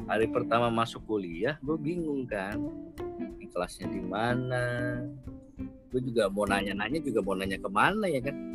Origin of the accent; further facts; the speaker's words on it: Kalimantan, Indonesia; moved away as an adult; now in Jakarta, Indonesia; Jadi, niatlah pengen kuliah kuliah di Jakarta dari Kalimantan Jakarta kuliah di mana mau ngambil jurusan apa gitu kan bingung